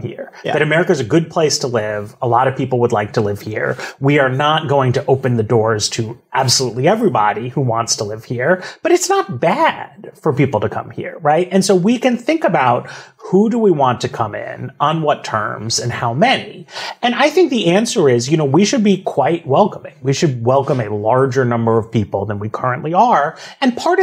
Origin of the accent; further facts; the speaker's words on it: New York, United States; now in Washington, D.C., United States; I grew up in New York. I live in Washington, D.C.